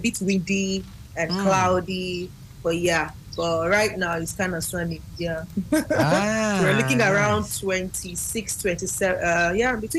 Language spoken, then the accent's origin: English; Nigeria; now in Ghana; As a matter of fact, I moved out from Nigeria to Ghana at the time, and I would come to Nigeria every 3 months just for that training.